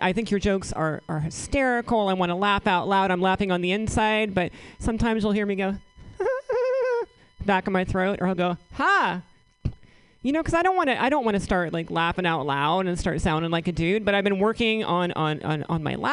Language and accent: English; southeastern Virginia, United States; moved away; I'm originally from the South. Grew up in southeastern Virginia